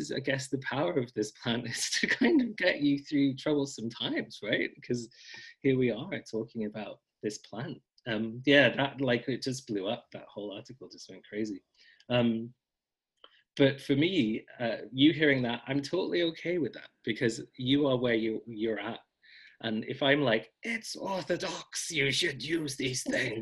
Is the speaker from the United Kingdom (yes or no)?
yes; Scotland, United Kingdom; a Scottish person